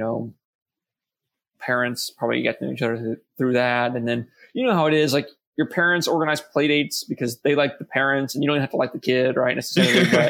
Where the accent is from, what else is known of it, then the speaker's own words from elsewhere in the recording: Norfolk, Virginia, United States; also born or lived in Chesapeake, Virginia; I know for a fact I was born in Norfolk. I know what hospital I was born in. I knew the time I was born at.